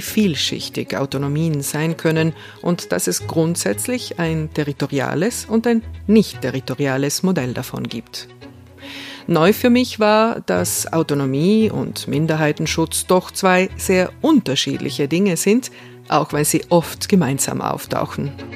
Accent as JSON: {"language": "German", "area": "South Tyrol", "region": "Trentino-Alto Adige", "country": "Italy"}